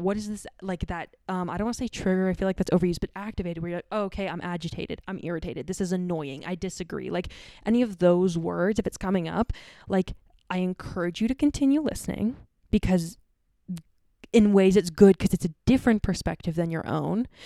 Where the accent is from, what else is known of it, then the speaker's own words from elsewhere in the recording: Ontario, Canada; me growing up in North America and Canada, the, and Ontario more specifically